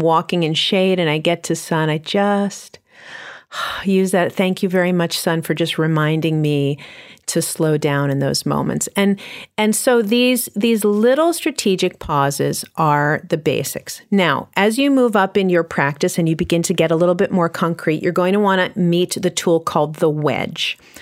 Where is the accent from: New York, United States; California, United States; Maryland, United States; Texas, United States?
New York, United States; New York City; I'm from New York City